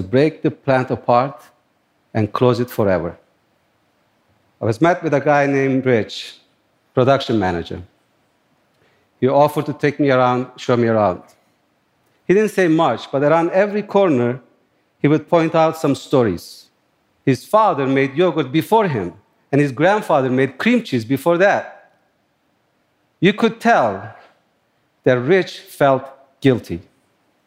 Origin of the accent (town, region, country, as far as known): Turkey; born or raised there; moved away as an adult; now in New York, United States